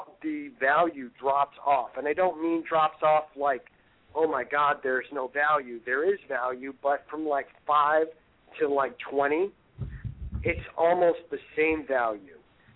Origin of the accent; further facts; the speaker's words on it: Midwest, United States; now in Maine, United States; I'm originally from the Midwest